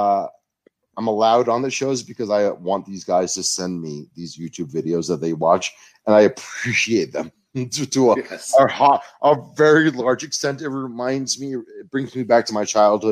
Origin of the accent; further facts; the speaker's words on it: New York City, New York, United States; I'm from the Bronx